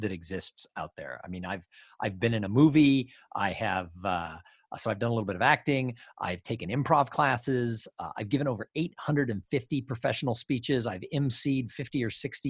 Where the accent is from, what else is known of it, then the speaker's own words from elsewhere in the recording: Los Angeles, California, United States; I grew up in Los Angeles.